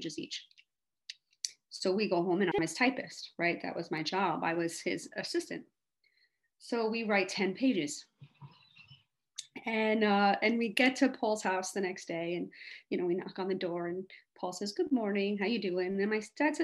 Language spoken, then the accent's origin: English; New York City, New York, United States; moved away as an adult; also born or lived in Los Angeles; I was a kid growing up in Hell's Kitchen, New York